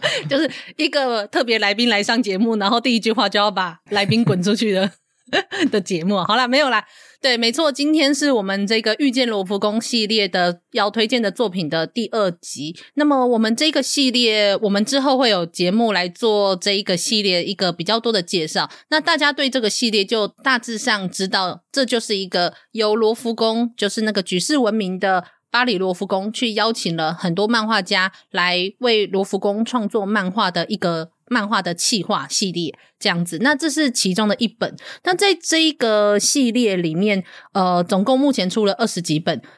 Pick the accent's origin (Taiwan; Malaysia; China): Taiwan; southern Taiwan; 我就是南部人，我就是那个乡下土包子的其中一个